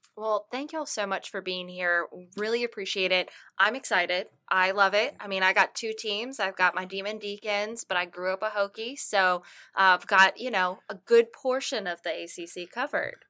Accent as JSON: {"language": "English", "town": "Martinsville", "region": "Virginia", "country": "United States", "moved": "yes", "said": "I, I am from Martinsville, Virginia, so about forty-five minutes away, and I remember growing up"}